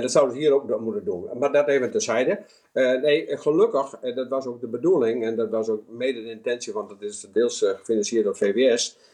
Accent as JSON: {"language": "Dutch", "country": "Netherlands"}